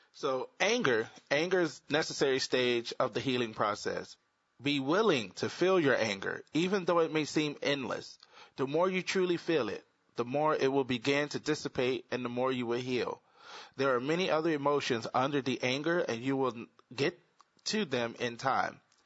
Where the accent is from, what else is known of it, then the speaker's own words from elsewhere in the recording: the South, United States; I'm from the South